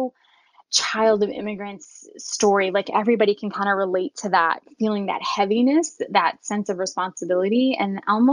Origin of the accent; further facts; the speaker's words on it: Southwest Virginia, United States; I grew up in Southwest Virginia, where we were the only Muslims for hours